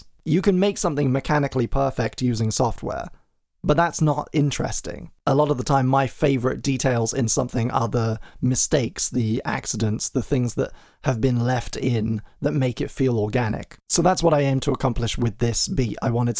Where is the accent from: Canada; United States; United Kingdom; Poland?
United Kingdom; England; accent: transatlantic; I'm English, but I have quite a transatlantic kind of twang to my voice